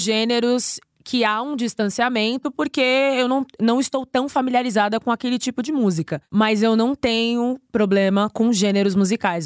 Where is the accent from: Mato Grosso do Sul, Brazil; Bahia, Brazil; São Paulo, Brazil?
São Paulo, Brazil; Eu sou paulistana